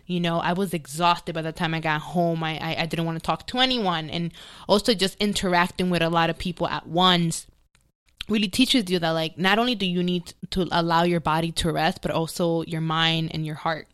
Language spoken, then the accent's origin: English; New York City, New York, United States; now in Los Angeles, United States; I grew up in the Bronx